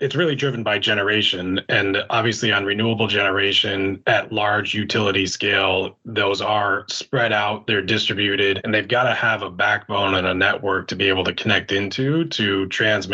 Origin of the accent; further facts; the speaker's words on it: upstate New York, United States; moved away; my hometown